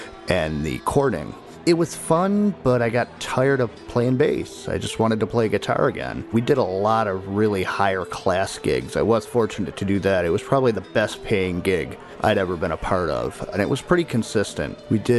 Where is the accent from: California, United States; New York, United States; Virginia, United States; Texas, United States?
New York, United States; Niagara Falls; I'm from Niagara Falls, New York.